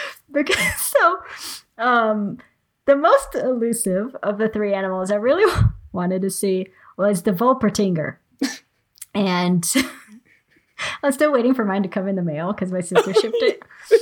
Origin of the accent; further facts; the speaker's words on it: Bavaria, Germany; born there; And I was born in Bavaria, so they're kind of like, they're really special to me.